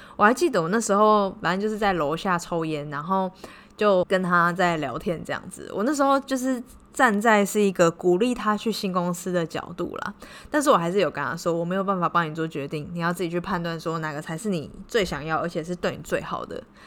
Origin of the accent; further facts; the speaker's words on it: Taiwan; now in Cambodia; 像我们台湾人